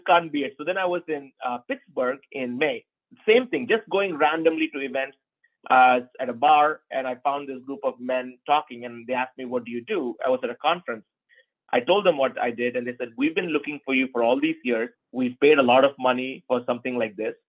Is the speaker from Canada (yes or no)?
no; Tirunelveli, Tamil Nadu, India; moved away as an adult; I grew up in a town called Tirunelveli, which is 12 hours from Chennai